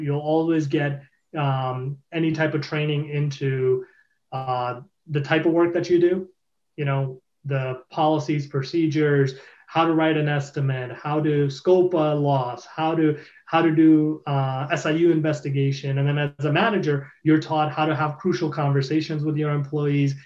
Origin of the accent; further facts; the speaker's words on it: Boston, Massachusetts, United States; I'm from Boston